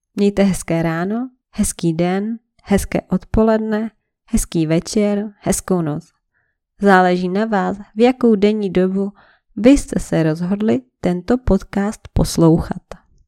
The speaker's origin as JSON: {"language": "Czech", "country": "Czechia", "said": "jsem Čech jak poleno"}